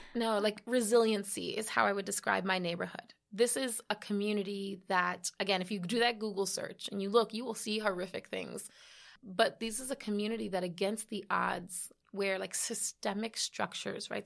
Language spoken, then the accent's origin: English; New York City, New York, United States; I was born here in the Bronx.